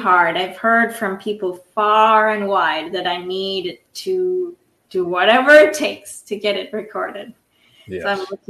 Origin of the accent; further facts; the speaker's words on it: India; moved away; I was born in India, so I grew up with 90-degree weather